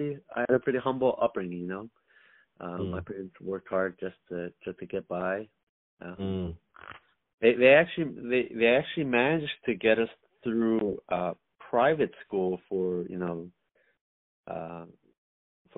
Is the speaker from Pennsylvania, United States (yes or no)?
yes; Philadelphia, Pennsylvania, United States; I'm a Philly born, Philly raised